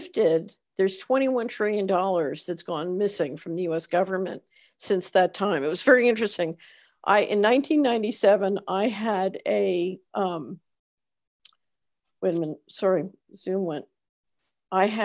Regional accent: Philadelphia, Pennsylvania, United States; when I was growing up, I grew up in Philadelphia

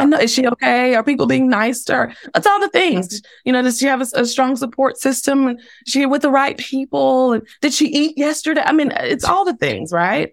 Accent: Dallas, Texas, United States; now in Tulsa, United States; I was born and raised ten minutes, you know, north of downtown Dallas

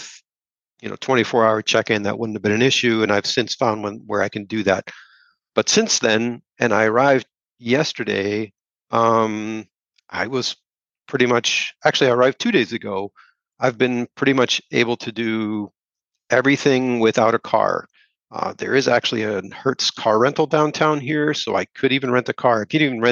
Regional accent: Germany; moved away as an adult; now in United States; I grew up in Germany and have lived in Germany as an adult as well

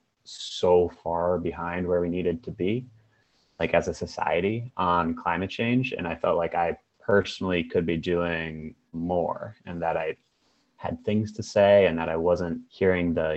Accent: Boston, Massachusetts, United States; now in Seattle, United States; I'm from the Boston, Massachusetts area, but I am currently in Seattle.

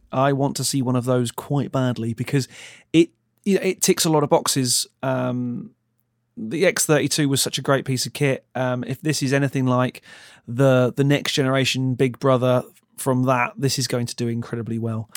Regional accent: Ipswich, East of England, United Kingdom; moved away; also born or lived in London; I'm from London, but originally I'm from a little town called Ipswich.

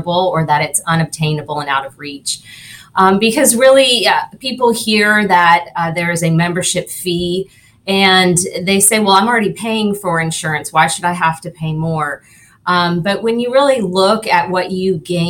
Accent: Naples, Florida, United States; also born or lived in Tallahassee, Florida; So I was born and raised here in Naples. So I was born downtown at Naples Community Hospital

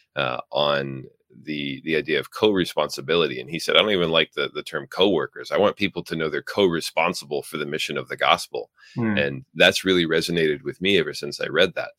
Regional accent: Midwest, United States; accent: Midwestern; moved away; I was originally from the Midwest. So my guess is I have like a Midwestern pronunciation

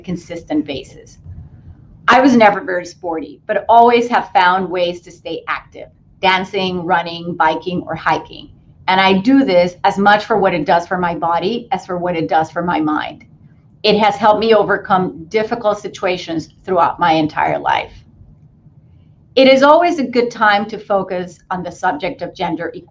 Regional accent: Puerto Rico; I grew up in Puerto Rico in a predominantly female family.

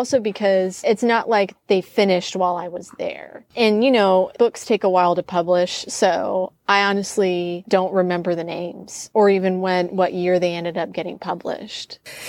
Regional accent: Utah, United States; So I'm from Utah, born and raised there in a couple different cities, but I claim it.

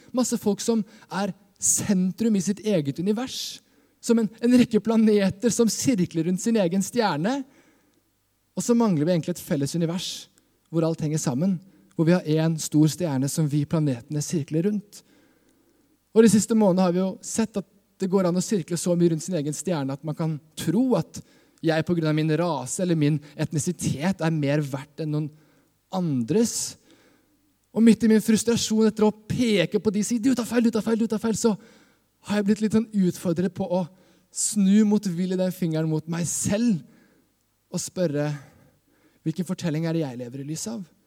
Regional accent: Skien, Vestfold og Telemark, Norway; jeg kommer fra Skien. Eh, Skien misjonskirke også er liksom kirka jeg vokste opp

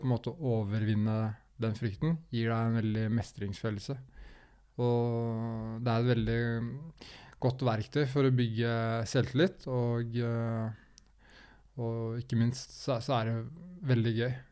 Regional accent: Skien, Telemark, Norway; jeg er jo fra Skien.

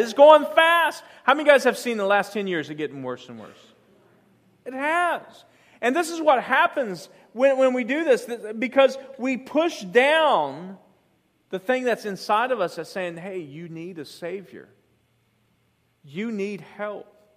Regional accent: the South, United States; I grew up in the South.

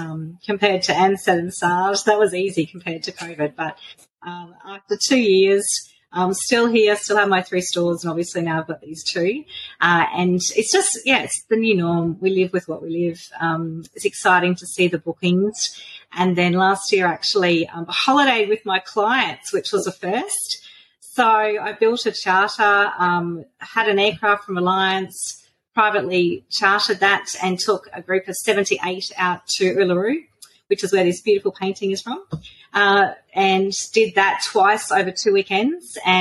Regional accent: central Queensland, Australia; I'm from Bulawila, which is like a little tiny country town in central Queensland. So we're about 700 kilometres northwest of Brisbane. Bulawila is very tiny. We have 5,000 people, so it's a very small little town. But I've born and schooled here.

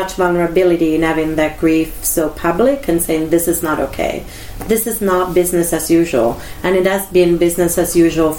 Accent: Italy; now in United States; I was brought up in Italy

